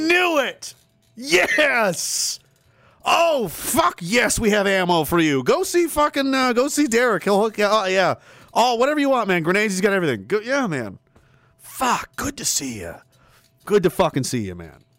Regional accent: Pictou, Nova Scotia, Canada; I'm from Pictou, Nova Scotia

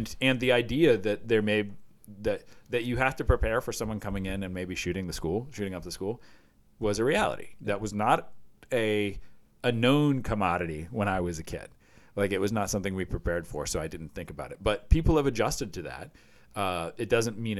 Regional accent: Iowa, United States; We had tornado drills when I was a kid growing up in Iowa

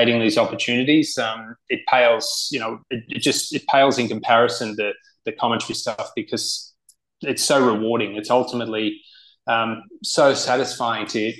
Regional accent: Sydney, New South Wales, Australia; moved away as an adult; also born or lived in United States; Cronulla Golf Club, where I grew up in Sydney

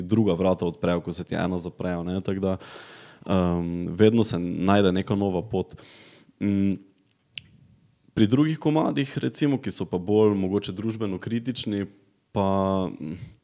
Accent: Gornja Radgona, Slovenia; accent: Radgona dialect; jaz sem iz Radgune, iz družine, ki, ki je zelo apolitična

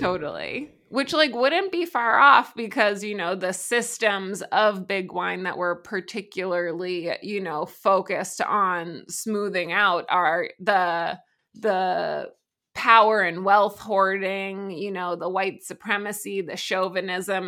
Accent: Massachusetts, United States; also born or lived in New York City; now in Vermont, United States; I am originally from Massachusetts, uh, but I, you know, became a human being in New York City

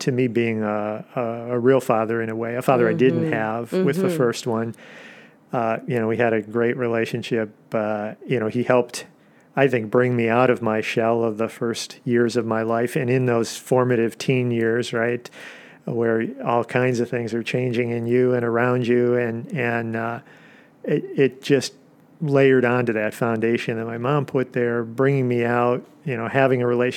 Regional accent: Des Plaines, Illinois, United States; I grew up in the Chicagoland area in Des Plaines

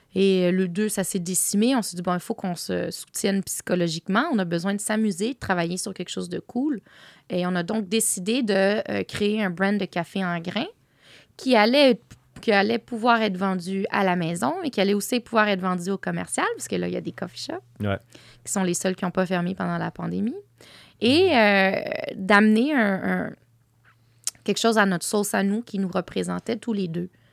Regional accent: Quebec, Canada; also born or lived in Tangier, Morocco (family origin); chez nous, chez moi, ici au Québec et au Maroc

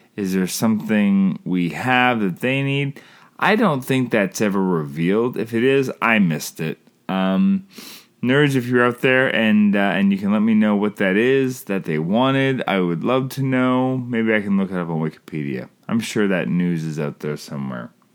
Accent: Canada; I'm Canadian filmmaker

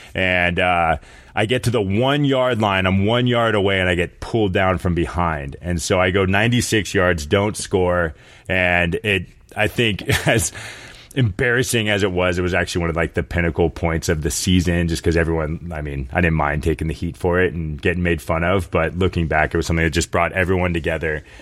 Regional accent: Sacramento, California, United States; also born or lived in San Jose / San Francisco / Boulder; I was born in San Jose and then kind of bounced around Sacramento and San Francisco a few times.

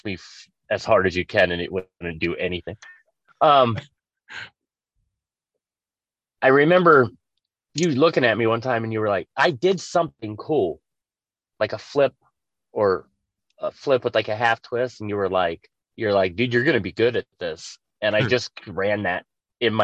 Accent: Las Vegas, Nevada, United States; I grew up in Vegas.

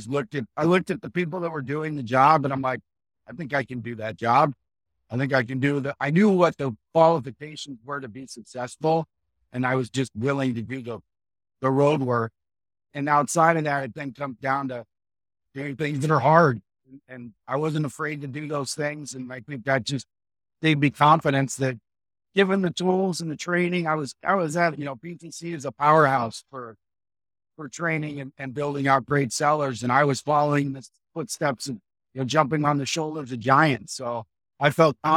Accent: Los Angeles, California, United States; moved away as an adult; also born or lived in San Jose, United States; I grew up in Los Angeles

